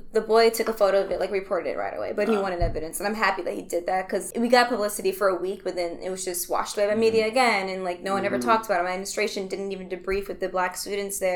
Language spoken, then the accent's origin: English; Milwaukee, Wisconsin, United States; I'm a Milwaukee native. I was born in the Harambe neighborhood